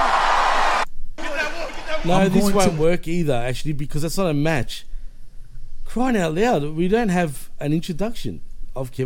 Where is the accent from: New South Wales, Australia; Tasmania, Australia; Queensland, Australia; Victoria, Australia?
Victoria, Australia; Melbourne; I'm from Melbourne, Australia